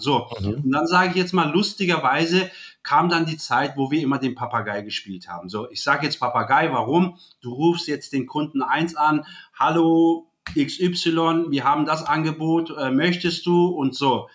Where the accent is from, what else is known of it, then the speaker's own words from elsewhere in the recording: Germany; ich bin hier geboren, hier aufgewachsen in Deutschland